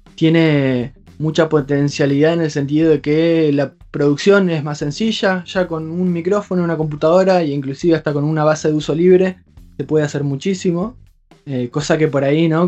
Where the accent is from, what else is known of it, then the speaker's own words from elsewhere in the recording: Hernández, Entre Ríos, Argentina; now in Paraná, Argentina; soy de un pueblo, a unos 80 kilómetros, un pueblo muy chiquito que se llama Hernández